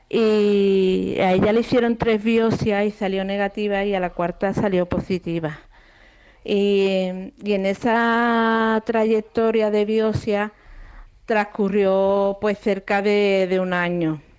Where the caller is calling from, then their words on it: El Puerto de Santa María, Andalusia, Spain; Buenas tardes, mm … de Puerto Santa María.